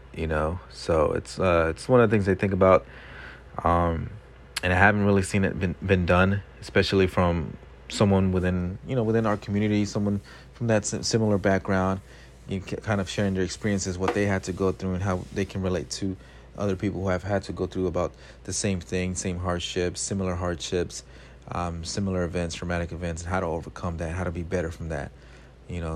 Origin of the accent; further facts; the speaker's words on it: Los Angeles, California, United States; growing up in South L A all of my eighteen years of life before I went to college